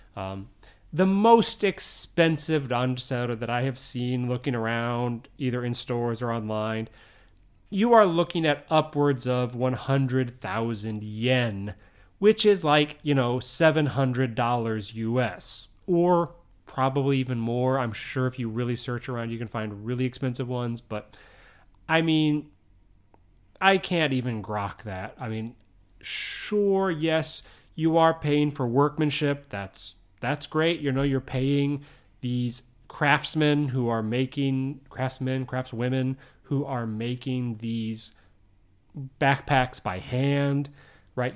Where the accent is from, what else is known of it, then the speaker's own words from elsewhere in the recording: United States; moved away as an adult; now in Japan; I grew up in the U S. If you can't tell by my accent, obviously, I'm, I'm from the U S.